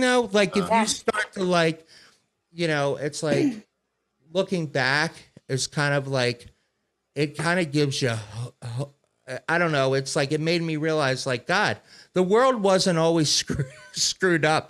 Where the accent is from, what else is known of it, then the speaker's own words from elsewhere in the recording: Maryland, United States; where I grew up in Maryland, Giant Food was the big store